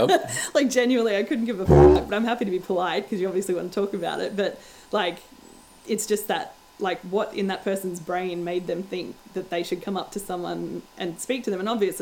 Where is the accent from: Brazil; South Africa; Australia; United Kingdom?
Australia; So, and I call myself an Australian. Like, I wouldn't think of myself ever as being from anywhere but here, because my identity is very Australian.